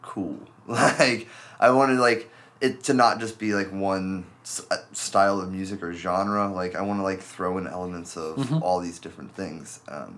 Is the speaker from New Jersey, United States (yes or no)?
no; Cincinnati, Ohio, United States; also born or lived in Boston, Massachusetts; now in Seattle, United States; I'm originally from Cincinnati, Ohio, but I came here via Boston.